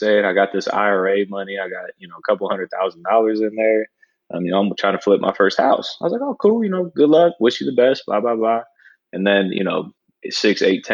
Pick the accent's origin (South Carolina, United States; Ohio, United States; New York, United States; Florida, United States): Ohio, United States; Columbus; born and raised in Columbus, Ohio